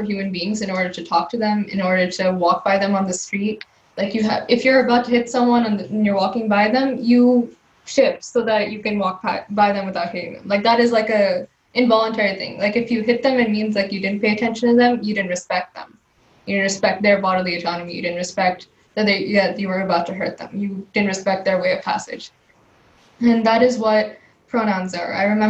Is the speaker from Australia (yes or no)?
no; India; first language Telugu; English is a second language; Yeah, in Indian languages, it tends to be a little more difficult. Like my mother tongue is Telugu